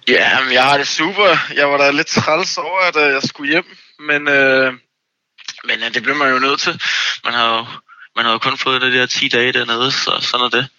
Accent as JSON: {"language": "Danish", "town": "Copenhagen", "region": "Capital Region of Denmark", "country": "Denmark", "said": "Jeg er fra København"}